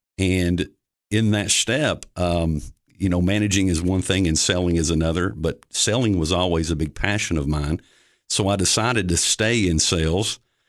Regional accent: Cookeville, Tennessee, United States; Born and raised in Cookeville.

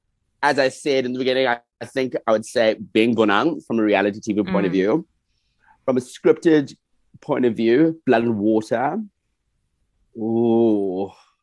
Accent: United States; What I'm from the United States.

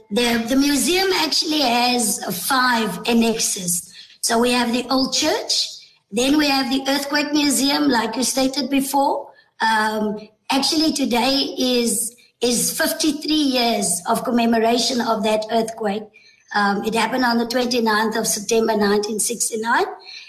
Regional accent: Tulbagh, Western Cape, South Africa; And I was truly blessed to be able to be born here and to grow up as a child in Tulbagh.

